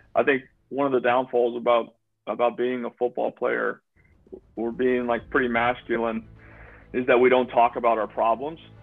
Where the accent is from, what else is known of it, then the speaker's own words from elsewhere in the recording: Youngstown, Ohio, United States; moved away as an adult; now in Florida, United States; growing up in, in Mahoning County and in, in Northeast Ohio